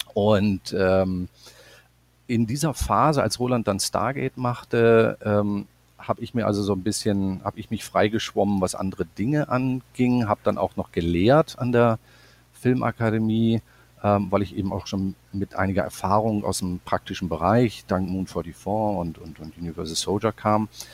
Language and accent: German; Bremerhaven, Bremen, Germany; moved away as an adult; also born or lived in Stuttgart / Los Angeles; bei uns in meiner Heimatstadt Bremerhaven